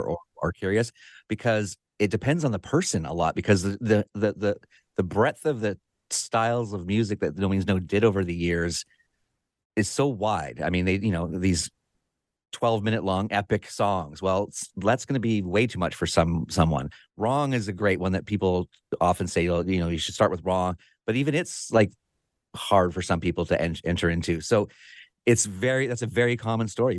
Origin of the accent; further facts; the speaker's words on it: Victoria, British Columbia, Canada; I live in Victoria, B C, Canada, right here on the southern tip of Vancouver Island, uh, on the Pacific Ocean. And this is my hometown.